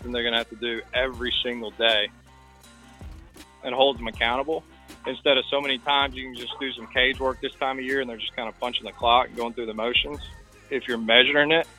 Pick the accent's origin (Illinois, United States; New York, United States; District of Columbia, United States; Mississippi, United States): Mississippi, United States; Jackson; also born or lived in Hammond, Louisiana; I grew up in Jackson, Mississippi